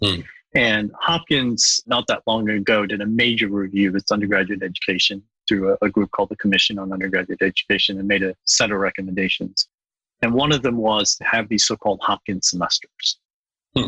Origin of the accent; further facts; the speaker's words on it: Bangladesh; moved away; I was born in Bangladesh, and I went back to work in Bangladesh